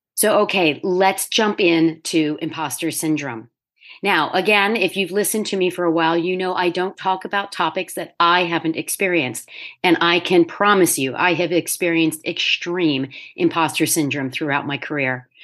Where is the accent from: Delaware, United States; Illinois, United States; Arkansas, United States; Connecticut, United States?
Delaware, United States; also born or lived in New York City; at twenty-nine, I found myself back in my home state